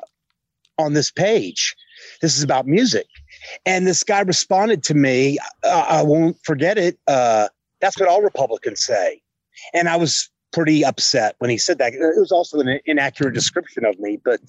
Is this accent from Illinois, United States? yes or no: no; Houston, Texas, United States; moved away as an adult; now in Colorado Springs, United States; I was born in Houston, Texas, and lived there most of my life